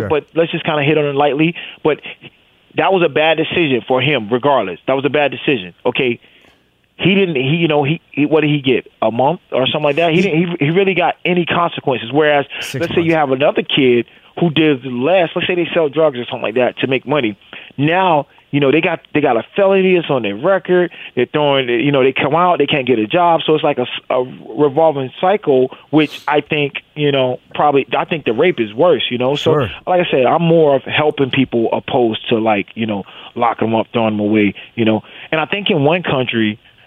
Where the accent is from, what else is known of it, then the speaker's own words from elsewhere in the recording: Wilmington, North Carolina, United States; I grew up in Wilmington, North Carolina, right on the coast